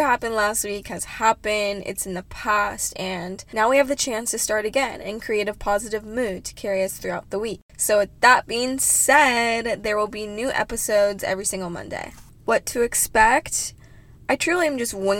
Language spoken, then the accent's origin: English; Orange County, California, United States; I'm from Orange County, California.